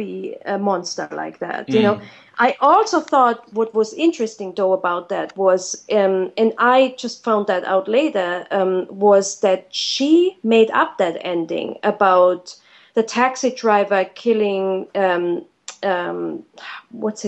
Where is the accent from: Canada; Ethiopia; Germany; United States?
Germany; moved away; I'm from Germany